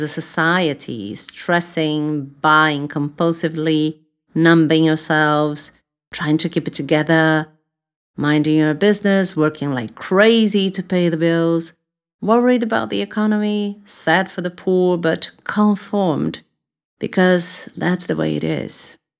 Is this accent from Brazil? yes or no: yes; São Paulo, Brazil; English is a second language; moved away as an adult; now in London, United Kingdom; I was born in Brazil, in São Paulo